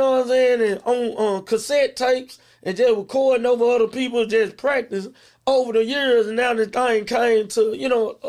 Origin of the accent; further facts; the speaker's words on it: Memphis, Tennessee, United States; White Haven, we call it Black Haven.